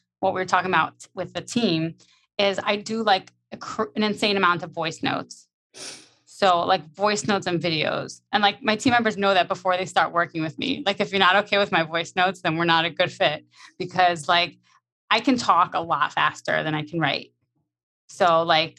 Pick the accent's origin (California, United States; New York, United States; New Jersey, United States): New York, United States; I'm like from New York, like we're very fast paced